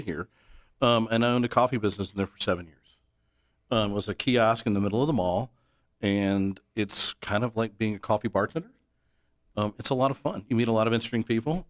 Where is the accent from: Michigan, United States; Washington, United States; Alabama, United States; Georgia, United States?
Georgia, United States; Atlanta; moved away as an adult; now in Dallas, United States; I'm originally from Atlanta, now live in Dallas. I've been here for thirteen years